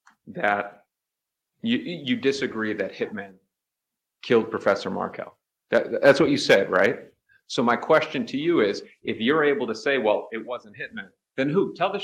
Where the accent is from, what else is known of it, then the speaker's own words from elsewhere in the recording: Boston accent, Northeast, United States; accent: Boston; moved away; I'm from the Northeast. My Boston accent may give it away.